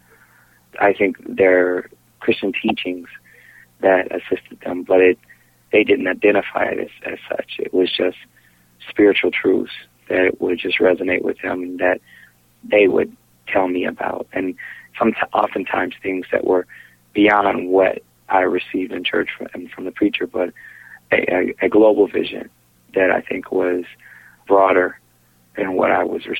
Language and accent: English; St. Louis, Missouri, United States; also born or lived in Los Angeles, California; I grew up in St. Louis, Missouri